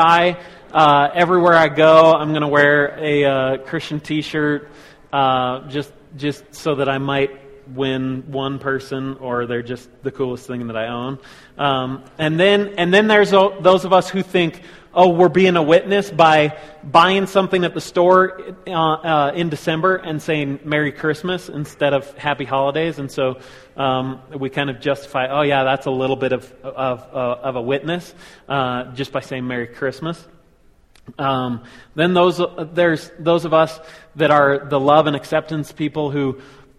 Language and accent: English; Colorado Springs, Colorado, United States; we grew up in Colorado Springs